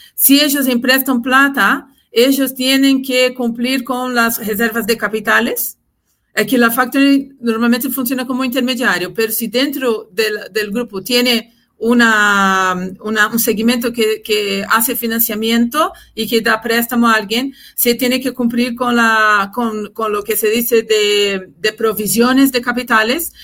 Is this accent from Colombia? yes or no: no; Brazil; Spanish is a second language; moved away as an adult; now in Chile; nací en Brasil, eh, viví muchos años allá, desarrollé mi, mi, carrera laboral allá